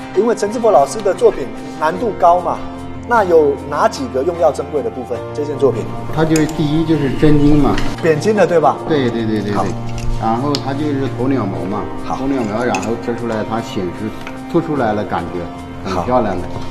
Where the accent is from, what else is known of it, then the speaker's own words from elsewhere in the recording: Taipei, Taiwan; moved away as an adult; now in Nanjing, China; 我来自于宝岛台湾台北。对。我在二零零八年就回到大陆工作，这十多年来都是从事，呃，文化工作